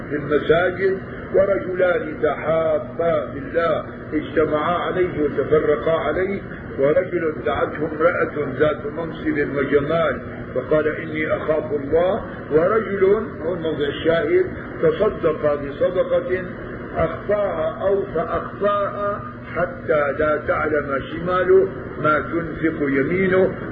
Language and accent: Arabic; Damascus, Damascus Governorate, Syria; عادة هون بيعملوا عندنا في الشام بين الأذان الأول والأذان الثاني ربع ساعة